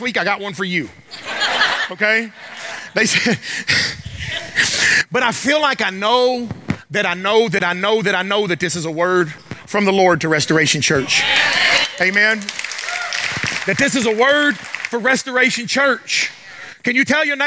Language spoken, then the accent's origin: English; the South, United States; I'm from the South.